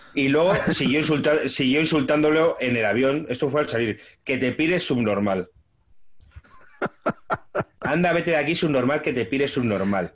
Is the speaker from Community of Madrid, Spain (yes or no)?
yes; Móstoles, Community of Madrid, Spain; also born or lived in Zamora; yo que me he criado en Mostoles